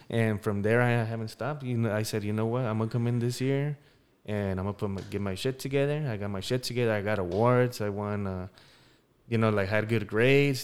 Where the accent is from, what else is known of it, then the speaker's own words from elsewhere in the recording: Denver, Colorado, United States; I'm from Denver, Colorado.